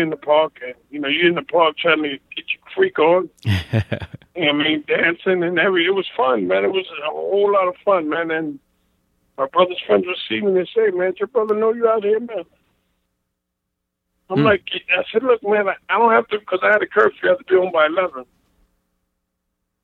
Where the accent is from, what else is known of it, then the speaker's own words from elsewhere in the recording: Brentwood, New York, United States; I grew up in New York